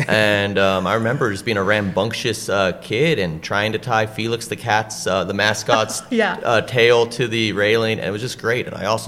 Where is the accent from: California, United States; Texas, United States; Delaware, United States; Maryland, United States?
California, United States; San Francisco; I grew up in the Excelsior, so this was the backyard.